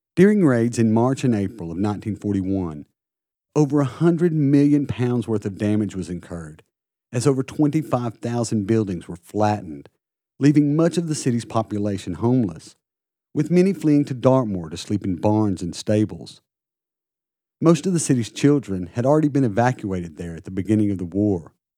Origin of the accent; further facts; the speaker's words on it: United States; now in Plymouth, United Kingdom; As an American, I love living in Plymouth